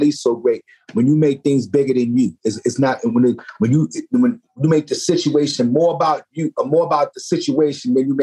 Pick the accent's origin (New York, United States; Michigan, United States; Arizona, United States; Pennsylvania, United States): New York, United States; New York City; I come from the Bronx. I come from the good part of the Bronx, of Kingsbridge